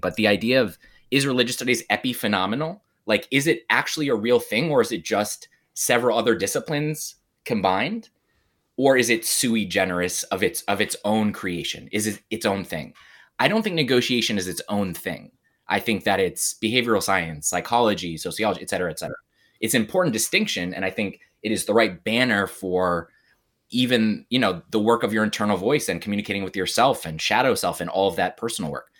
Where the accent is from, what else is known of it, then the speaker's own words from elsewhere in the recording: United States; I'm an American Jew, even though my father is Catholic and all that family stuff.